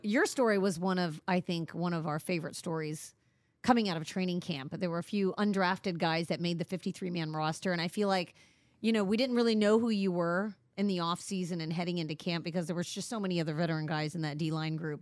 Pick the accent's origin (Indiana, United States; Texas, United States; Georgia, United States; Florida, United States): Indiana, United States; moved away; I grew up in Indiana.